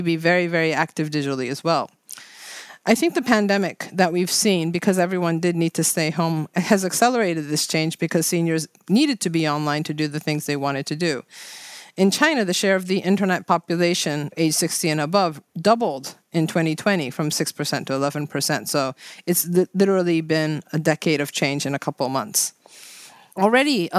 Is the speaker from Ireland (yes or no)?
no; Japan; I am from Japan